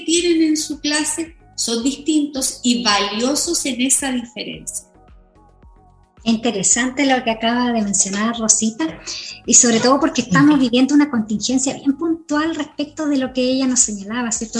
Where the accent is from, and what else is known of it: Chile